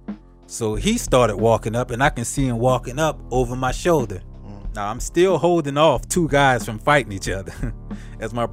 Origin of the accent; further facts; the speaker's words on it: New Orleans, Louisiana, United States; I'm from New Orleans